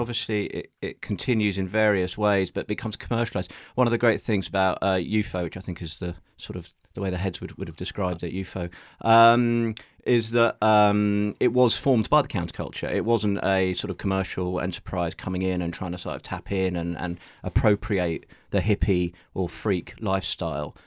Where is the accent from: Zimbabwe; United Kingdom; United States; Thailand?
United Kingdom; London; I am a Londoner. Yeah, in fact, I have only ever lived within the M25